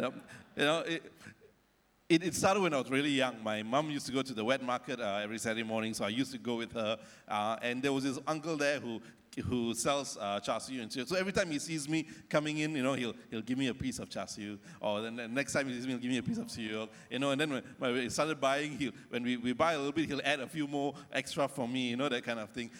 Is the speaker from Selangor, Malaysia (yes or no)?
yes; Ampang, Selangor, Malaysia; near where I grew up in Ampang in KL